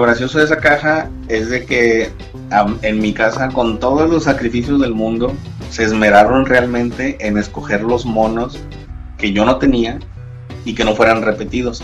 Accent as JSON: {"language": "Spanish", "town": "Monterrey", "region": "Nuevo León", "country": "Mexico", "said": "soy de Monterrey"}